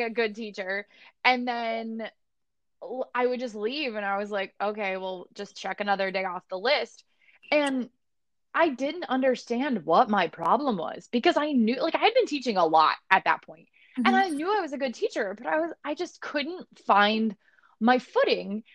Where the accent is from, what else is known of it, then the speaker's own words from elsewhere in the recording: Barrington, Illinois, United States; moved away; I came from Barrington, Illinois, and now I'm here